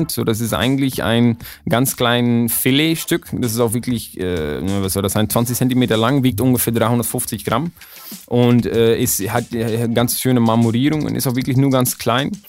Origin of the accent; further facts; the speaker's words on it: Emmeloord, Flevoland, Netherlands; German is a second language; Und das ist in Emmeloord in den Niederlanden, ist in einer ganz äh, kleine Stadt